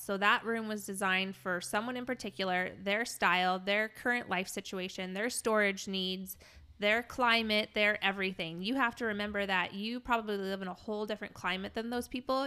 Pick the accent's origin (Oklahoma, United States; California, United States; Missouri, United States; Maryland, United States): Missouri, United States; St. Louis; moved away; my hometown in Saint Louis